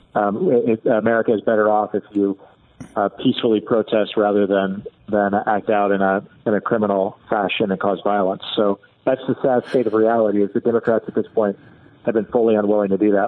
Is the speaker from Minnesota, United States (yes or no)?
no; Indiana, United States; my hometown in Indiana